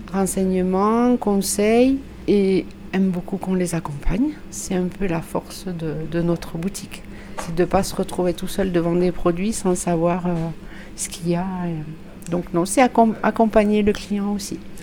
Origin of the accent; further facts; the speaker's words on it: Lot-et-Garonne, Nouvelle-Aquitaine, France; now in Figeac, France; je suis originaire du Lot-et-Garonne